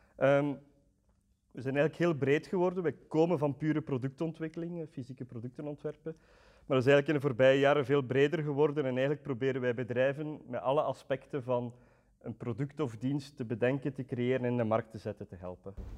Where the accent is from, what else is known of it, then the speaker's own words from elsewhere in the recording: Roeselare, Flanders, Belgium; also born or lived in Antwerp; ik kom van Roeselare